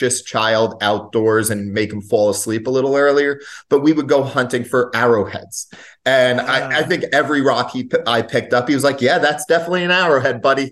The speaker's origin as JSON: {"language": "English", "town": "Lyndhurst", "region": "New Jersey", "country": "United States", "tie": "born or raised there", "said": "grew up in a what was a small town. It's grown up a little bit of Lyndhurst in the northern part, northeastern part of New Jersey"}